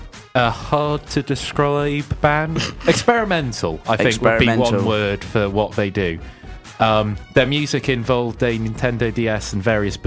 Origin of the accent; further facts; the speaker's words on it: Welsh, Wales, United Kingdom; I'm Welsh